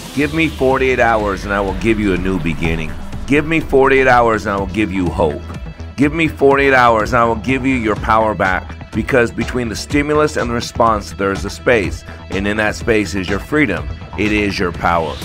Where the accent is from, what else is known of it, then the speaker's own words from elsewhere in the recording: Dallas, Texas, United States; I'm actually in Dallas from Dallas